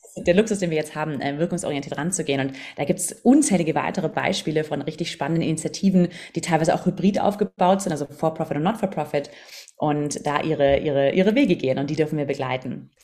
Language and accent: German; Southern Germany, Germany; moved away as an adult; also born or lived in London; ich bin aus dem Süden von Deutschland